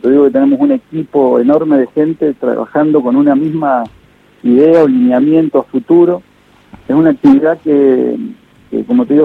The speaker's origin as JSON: {"language": "Spanish", "region": "Mendoza", "country": "Argentina", "said": "Soy de Mendoza, soy de Mendoza."}